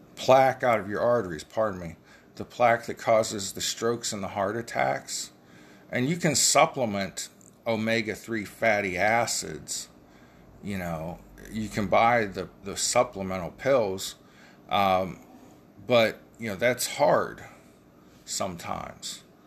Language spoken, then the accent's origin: English; United States; We are the American people.